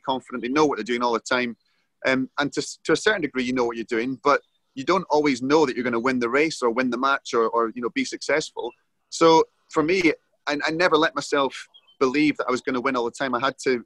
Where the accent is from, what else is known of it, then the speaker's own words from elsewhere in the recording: Edinburgh, Scotland, United Kingdom; I was 10 when they came to Edinburgh, and that was my hometown